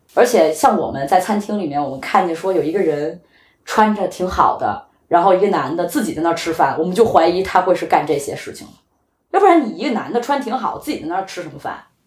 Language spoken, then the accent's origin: Chinese; China; also born or lived in Beijing; now in Copenhagen, Denmark; 我们中国人